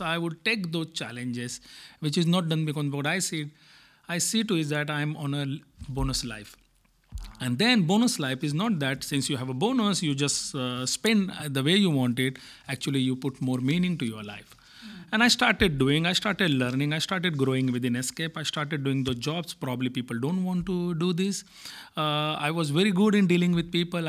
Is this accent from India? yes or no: yes; India; moved away; I come from India